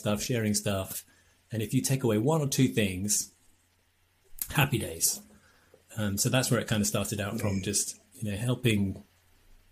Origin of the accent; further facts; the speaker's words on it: England, United Kingdom; we're English